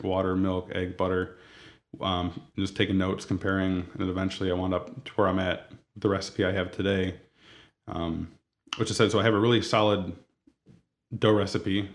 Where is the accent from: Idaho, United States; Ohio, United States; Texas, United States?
Ohio, United States; Toledo; also born or lived in Rossford / Perrysburg / San Diego; Born and raised in Toledo